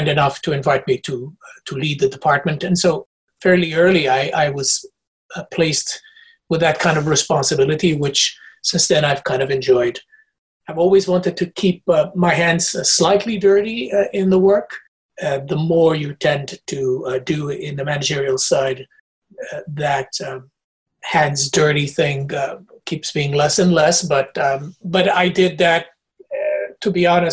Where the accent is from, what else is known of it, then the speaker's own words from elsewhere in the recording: Portugal; moved away; also born or lived in Africa / United Kingdom; Portuguese by nature and by birth. I was born in Africa, but Portuguese